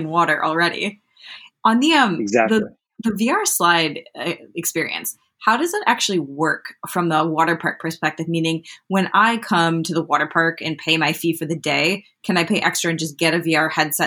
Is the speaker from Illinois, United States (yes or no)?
yes; Chicago, Illinois, United States; I grew up in Chicago